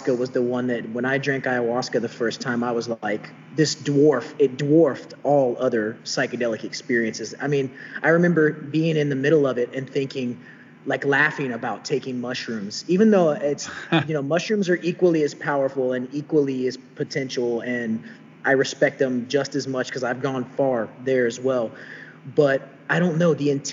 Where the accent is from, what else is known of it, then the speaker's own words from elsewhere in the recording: Texas, United States; in Texas in my home state